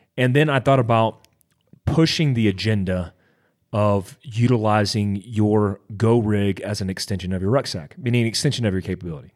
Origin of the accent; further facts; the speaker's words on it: Daytona Beach, Florida, United States; when I grew up in Daytona Beach, Florida